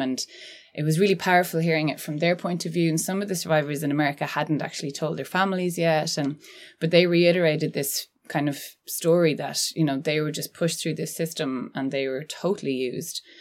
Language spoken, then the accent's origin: English; Annadown, Connacht, Ireland; I'm from Galway and I grew up in Annadown, which is really close to Tuam